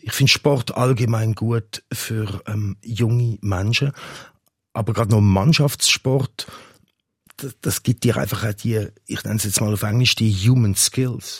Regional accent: Zurich, Switzerland; also born or lived in England (nationality); Ich bin da in der Nähe auch aufgewachsen

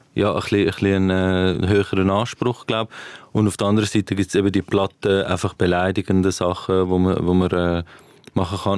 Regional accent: Winterthur, Zurich, Switzerland; ich bin Winterthurer Comedian

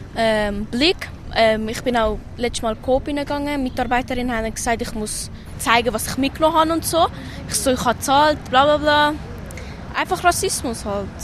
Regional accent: Switzerland; ich bin halt Griechin und ich habe keinen Schweizer Pass, aber meine Mutter ist da geboren, ich ja auch

